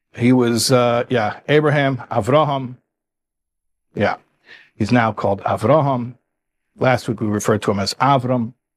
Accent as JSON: {"language": "English", "town": "Chicago", "region": "Illinois", "country": "United States", "also_born_or_lived": "New York", "moved": "yes", "said": "I'm from Chicago. I say covenant"}